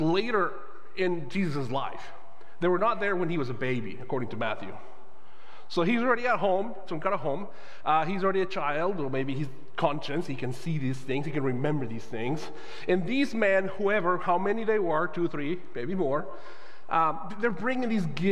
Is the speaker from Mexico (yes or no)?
yes; Guadalajara, Jalisco, Mexico; now in United States; I am Mexican-born. I grew up in Guadalajara, Mexico